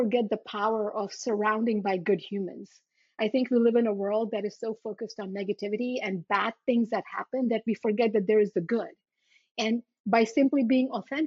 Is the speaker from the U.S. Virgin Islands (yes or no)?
yes; U.S. Virgin Islands; born or raised there; also born or lived in India; now in New Jersey, United States